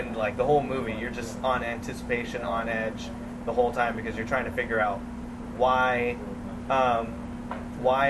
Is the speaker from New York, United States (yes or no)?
no; Bay Area, California, United States; I was raised in the Bay Area